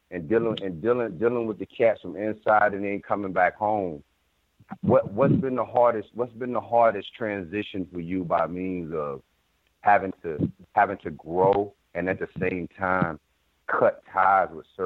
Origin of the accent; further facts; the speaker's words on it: Philadelphia, Pennsylvania, United States; I'm from West Philly, man. From West Philly.